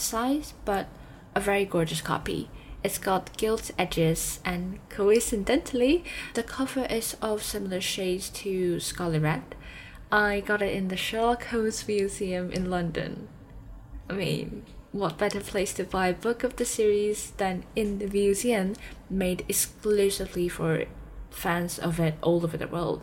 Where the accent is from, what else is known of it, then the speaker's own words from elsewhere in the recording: Taipei, Taiwan; also born or lived in Durham, England; I'm from Taipei, Taiwan.